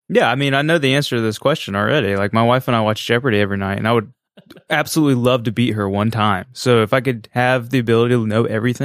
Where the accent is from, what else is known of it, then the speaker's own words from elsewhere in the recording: New Bern, North Carolina, United States; moved away; I'm from New Bern, North Carolina, the birthplace of Pepsi